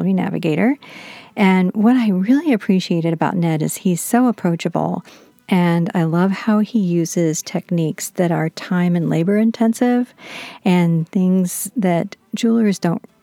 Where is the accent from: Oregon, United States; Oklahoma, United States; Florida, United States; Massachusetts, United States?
Florida, United States; my home state of Florida